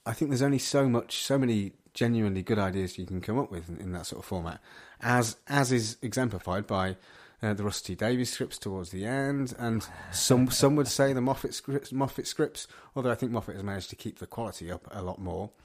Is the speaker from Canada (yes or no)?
no; Midlands, United Kingdom; I can categorically say I'm not from Birmingham. uh, uh I am from the Midlands.